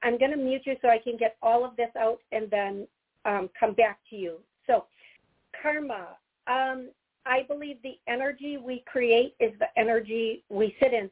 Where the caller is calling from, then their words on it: Chicago, Illinois, United States; I'm calling from Chicago